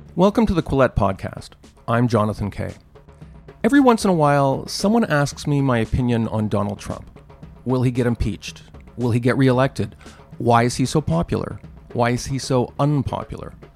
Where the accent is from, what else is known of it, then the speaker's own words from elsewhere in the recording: Canada; as a Canadian